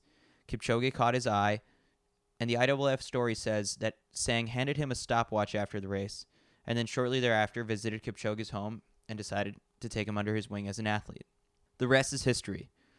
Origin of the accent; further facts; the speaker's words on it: New York City, New York, United States; you know that I'm a New Yorker through and through. I need skyscrapers. I need the big lights.